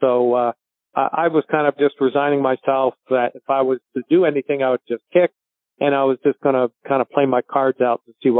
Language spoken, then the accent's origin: English; Victoria, British Columbia, Canada; because of being Canadian, I was inducted into the Victoria Sports Hall of Fame.